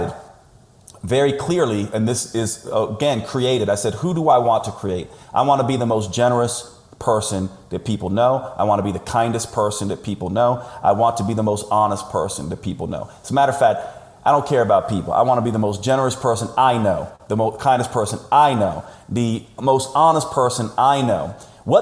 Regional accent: United States; I'm an American

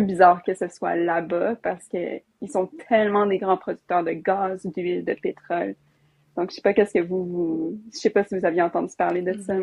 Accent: Alberta, Canada; je viens de l'Alberta

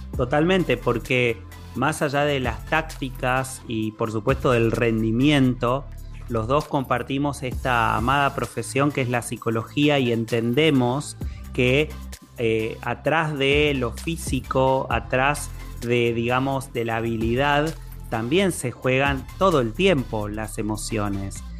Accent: Argentina; todos somos argentinos

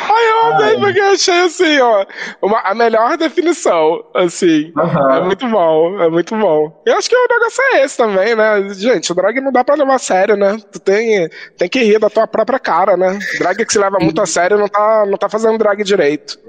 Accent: Rio de Janeiro, Brazil; moved away; a minha juventude LGBT no Rio

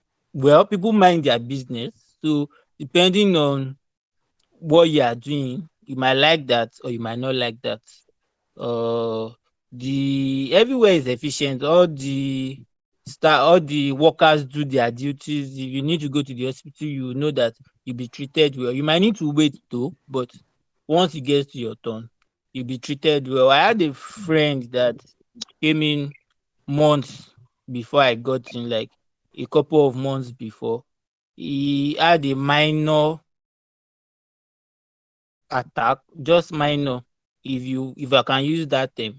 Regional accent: Lagos, Nigeria; moved away as an adult; now in Canada; I grew up in Lagos

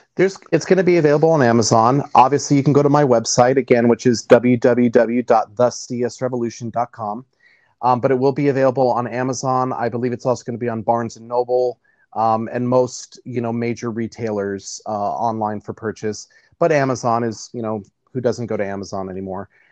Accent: Nashville, Tennessee, United States; I grew up in the deep south. I grew up in uh, born and raised in Nashville, Tennessee.

